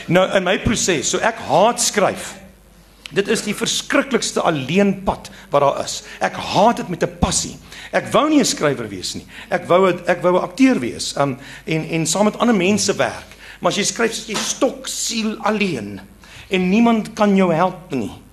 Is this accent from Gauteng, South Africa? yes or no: no; Eastern Cape, South Africa; first language Afrikaans; moved away; ek kom van die Oos-Kaap waar ek groot geword